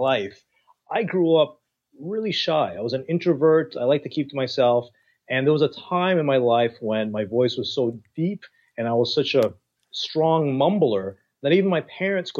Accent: Toronto, Ontario, Canada; I was born in Toronto

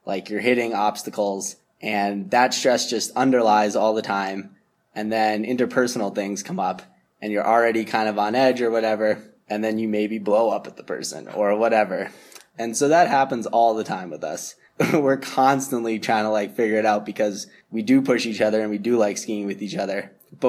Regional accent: Massachusetts, United States; I grew up just outside of Boston and slowly moved further and further into the suburbs until I was in like elementary school.

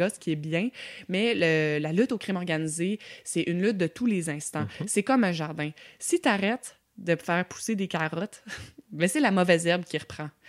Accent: Quebec, Canada; je suis québécoise

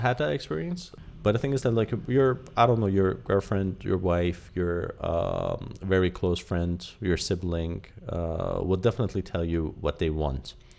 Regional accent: Iran; I'm fully Iranian, and although I grew up here in Iran

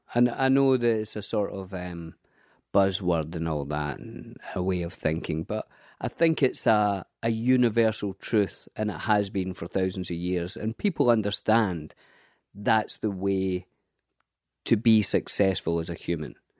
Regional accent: Scotland, United Kingdom; I grew up in a council estate in Scotland.

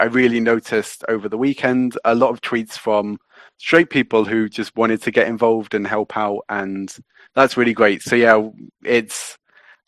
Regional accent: London, United Kingdom; I'm not from Sheffield. I'm actually from London. And I grew up just around the corner from the bowling ground

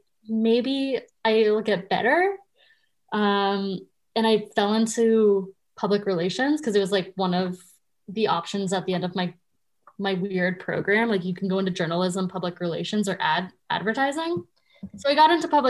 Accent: Canada; I, as most Canadian kids, wanted to be a Much Music VJ

